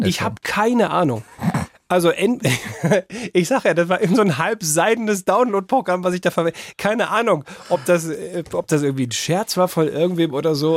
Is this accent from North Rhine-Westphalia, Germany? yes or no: no; Bavaria, Germany; bei uns in Bayern